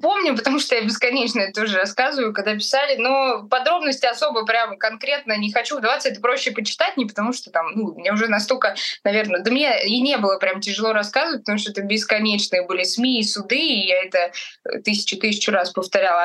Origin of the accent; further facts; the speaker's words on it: Moscow Oblast, Russia; в Подмосковье, в Сербское, в моем родном городе